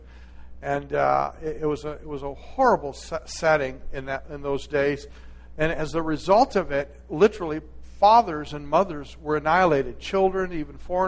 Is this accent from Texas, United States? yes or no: yes; Texas, United States; I am a Texan